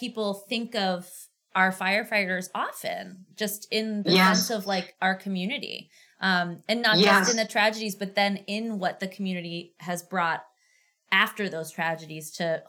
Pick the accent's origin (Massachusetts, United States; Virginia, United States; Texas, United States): Massachusetts, United States; Auburn; I grew up in Auburn